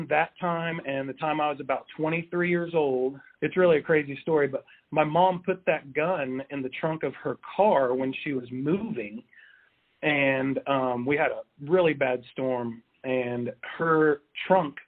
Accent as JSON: {"language": "English", "town": "Wichita", "region": "Kansas", "country": "United States", "tie": "born or raised there", "said": "born and raised in Wichita, as well as my wife"}